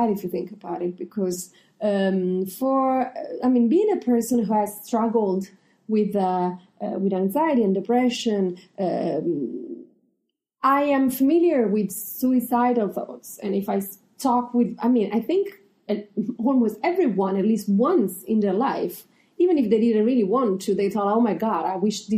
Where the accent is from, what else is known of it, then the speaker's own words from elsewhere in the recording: Italy; moved away; I come from Italy